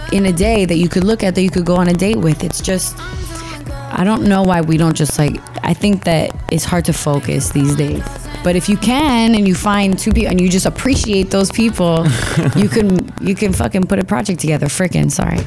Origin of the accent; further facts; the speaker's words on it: Miami, Florida, United States; growing up in the states and growing up in Miami